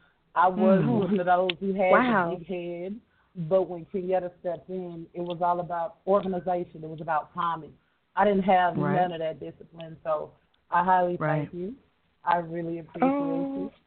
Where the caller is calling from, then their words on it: Dallas, Texas, United States; I'm calling from Dallas, Texas.